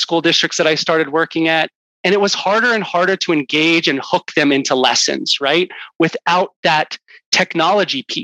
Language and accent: English; Houston, Texas, United States; I grew up in Houston, Texas